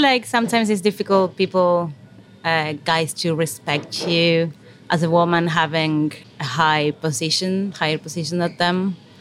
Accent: Argentina; moved away as an adult; now in England; I'm from Argentina. I came here 10 years ago, more or less

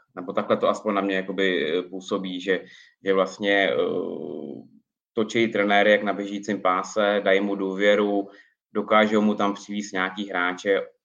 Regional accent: Prague, Czechia; also born or lived in Ostrava; jsem rodilej Pražák

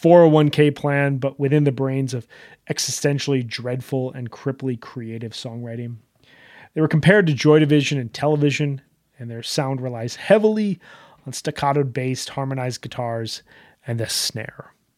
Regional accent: Chicago, Illinois, United States; I grew up in the Midwest. I grew up in Chicago

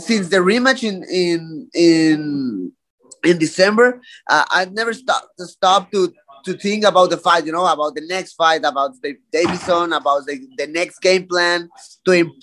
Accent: Tijuana, Baja California, Mexico; my hometown, my city, Tijuana

